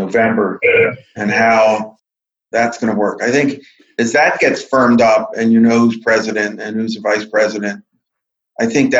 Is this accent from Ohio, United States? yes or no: no; Silver Spring, Maryland, United States; I grew up in Silver Spring next to the old Indian Spring Country Club that became the Beltway